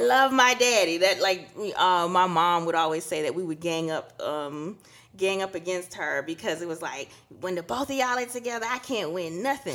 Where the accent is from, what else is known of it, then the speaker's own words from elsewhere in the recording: Trinidad & Tobago; we're from Trinidad, and it's a good old, you know, Catholic